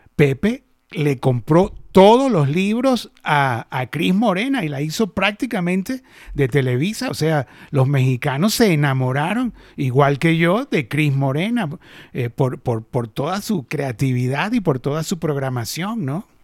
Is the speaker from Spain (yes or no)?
no; Venezuela; accent: Venezuelan; moved away; also born or lived in Argentina; Yo nací en Venezuela, la verdad, pero yo no me siento ya venezolano, venezolano. O sea, hablo como venezolana y mi alma es venezolana